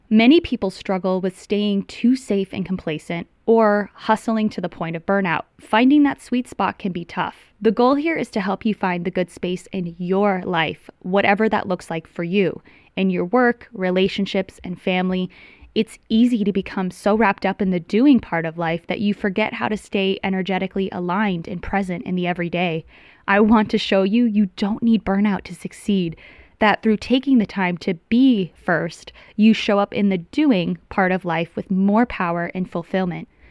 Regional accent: Tucson, Arizona, United States; moved away as an adult; also born or lived in Los Angeles; I'm from Tucson, Arizona

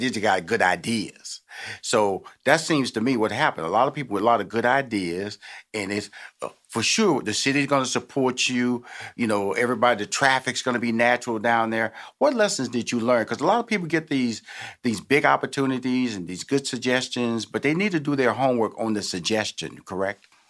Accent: Texas, United States; now in Atlanta, United States; I come from Texas, which is Bluebell ice cream country. So I kind of like grew up on Bluebell ice cream

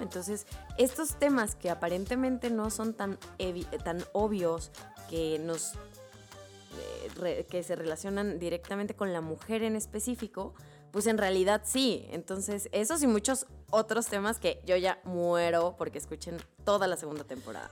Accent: Guanajuato, Mexico; yo soy de Guanajuato, México

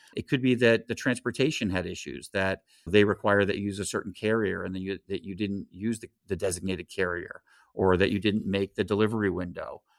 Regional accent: California, United States; Grew up in California

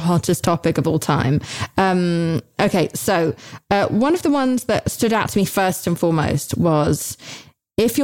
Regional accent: United Kingdom; I'm British

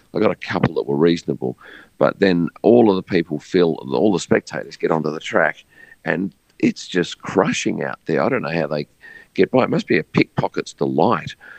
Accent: Australia; being an Australian from the other side of the world

